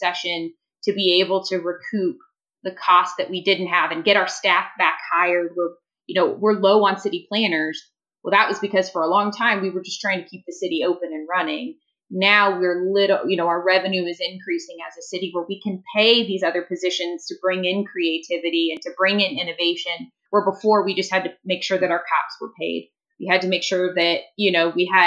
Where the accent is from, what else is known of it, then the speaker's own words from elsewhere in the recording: Fishers, Indiana, United States; also born or lived in Portland; now in Indianapolis, United States; the suburb that I grew up in Fishers, just north of Indianapolis